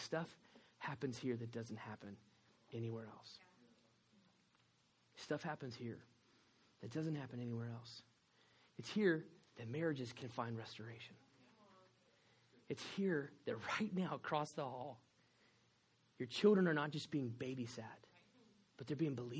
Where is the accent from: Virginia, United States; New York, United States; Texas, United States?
Texas, United States; accent: Texan; I am from Texas